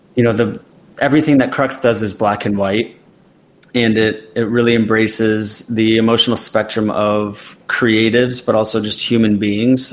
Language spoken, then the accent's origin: English; Midwest, United States; I grew up an athlete in the Midwest